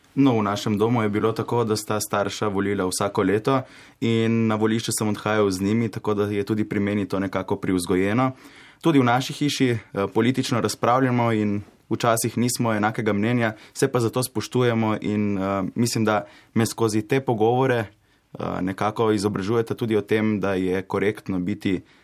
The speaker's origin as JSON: {"language": "Slovenian", "town": "Koper", "region": "Coastal–Karst", "country": "Slovenia", "said": "prihajam iz Kopra, obiskujem gimnazijo Koper"}